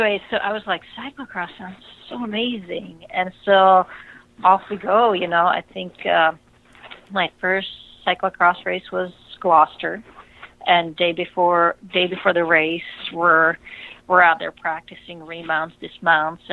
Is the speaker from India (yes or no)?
no; Czechia; moved away as an adult; I grew up in Czech Republic